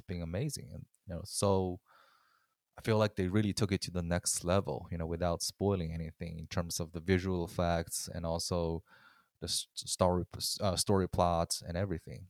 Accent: China; moved away; I growing up in China

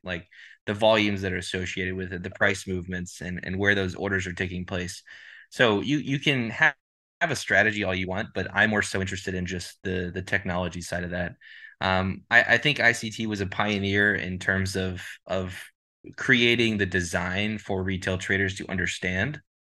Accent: Dallas, Texas, United States; I'm from Dallas, Texas

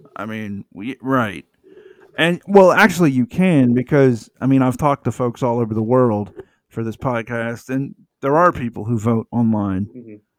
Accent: Georgia, United States; also born or lived in Metro Atlanta; I grew up in Georgia

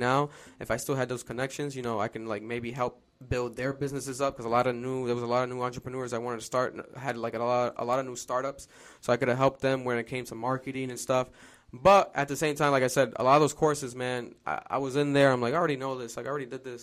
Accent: Providence, Rhode Island, United States; I'm from Providence, Rhode Island, born and raised

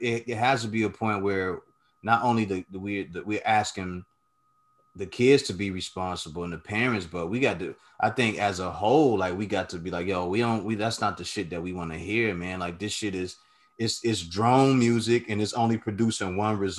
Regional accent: Chicago, Illinois, United States; I'm from Chicago

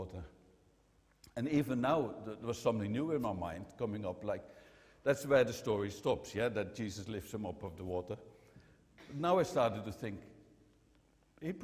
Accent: Netherlands; I'm from the Netherlands

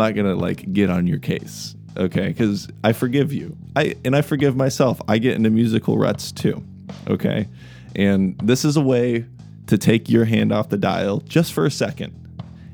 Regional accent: Kansas City, United States; I'm from Kansas City

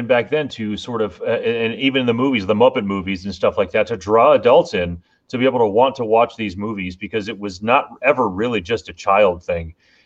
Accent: Miami, Florida, United States; growing up in Kendall

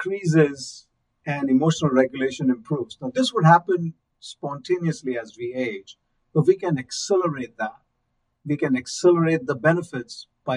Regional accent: India; moved away; I'm from India

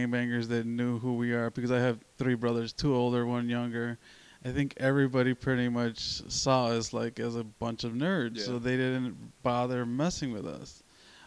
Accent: Chicago, Illinois, United States; I grew up in Little Village

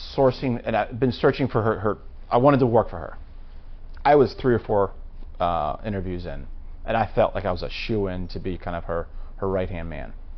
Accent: Maryland, United States; I'm being from Maryland, and the rest of the cousins, we all attended Boys State in the summertime

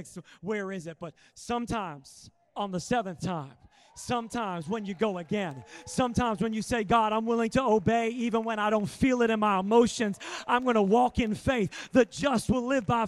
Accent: Sacramento, California, United States; I'm from Sacramento, and it gets to like 120 degrees Fahrenheit there.

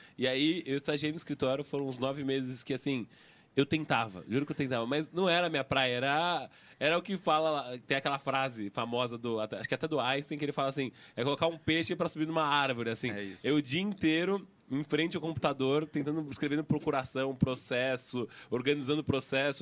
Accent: São Paulo, Brazil; accent: paulista; Único paulista. Então, meu sotaque tá. tá assim, o pior da mesa aqui, o mais anasalado

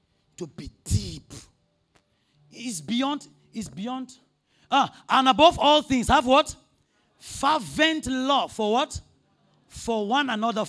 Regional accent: Nigeria; I'm from Nigeria

